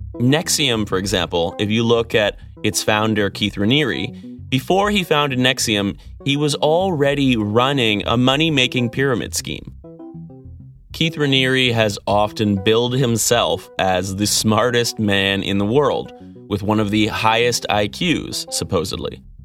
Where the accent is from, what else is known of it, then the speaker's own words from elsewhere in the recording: Vancouver, British Columbia, Canada; I grew up in Vancouver.